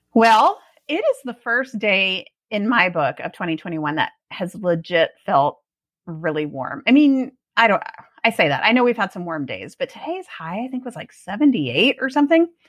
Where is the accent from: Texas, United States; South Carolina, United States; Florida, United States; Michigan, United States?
Texas, United States; Austin; also born or lived in Oregon; now in Georgetown, United States; I grew up in Austin